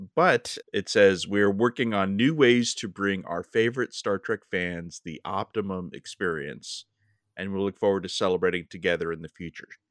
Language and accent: English; Los Angeles, California, United States; my hometown